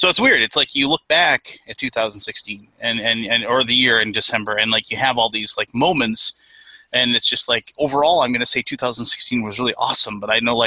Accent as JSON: {"language": "English", "region": "Minnesota", "country": "United States", "said": "I'm from Minnesota"}